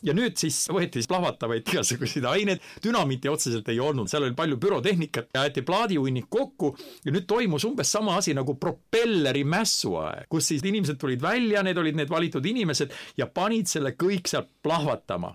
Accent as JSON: {"language": "Estonian", "country": "Estonia", "said": "mina olen eestlane"}